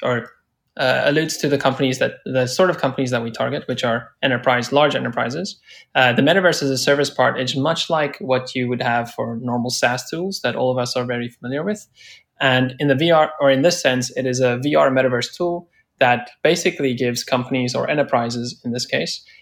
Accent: South Africa; now in San Francisco, United States; I'm originally from South Africa, actually calling from there right now, and currently based in San Francisco

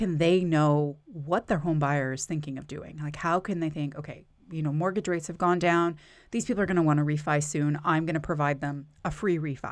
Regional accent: Canada; now in United States; I'm originally from Canada

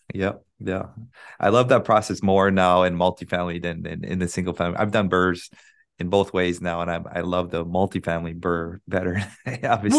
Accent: Big Island, Hawaii, United States; now in Honolulu, United States; I'm from Big Island, but I live in Oahu now

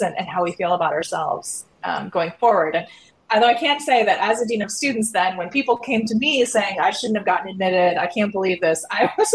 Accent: Iowa, United States; moved away; the reason I got admitted to the University of Chicago Law School was because I was from Iowa

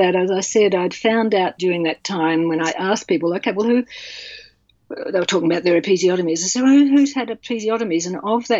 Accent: Australia; also born or lived in England; now in Melbourne, Australia; I'm Australian.

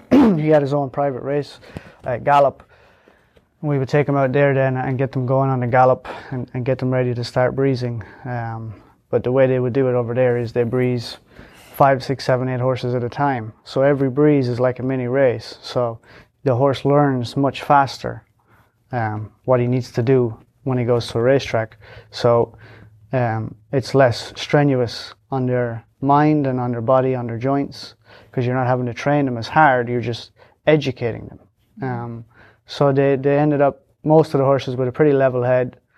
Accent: Leinster, Ireland; County Longford in Ireland.

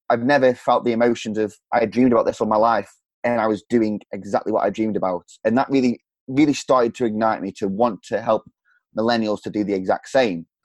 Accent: Stoke-on-Trent, West Midlands, United Kingdom; From, uh, from England, the middle of England

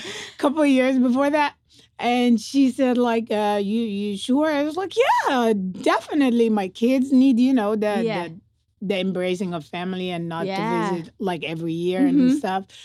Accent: Cairo, Cairo Governorate, Egypt; moved away as an adult; now in Las Vegas, United States; born and raised in Egypt. I've been in Vegas for

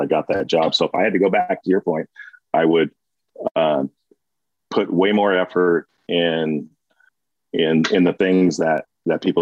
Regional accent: Brawley, California, United States; I was from Brawley originally

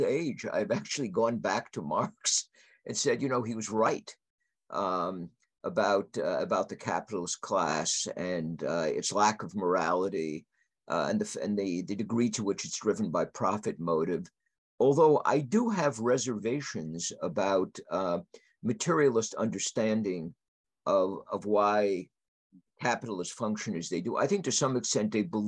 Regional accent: United States; As an American conservative

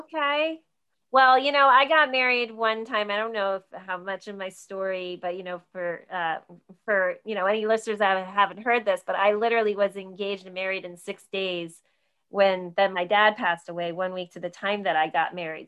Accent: New Jersey, United States; I grew up in New Jersey, so I grew up out an hour outside New York City

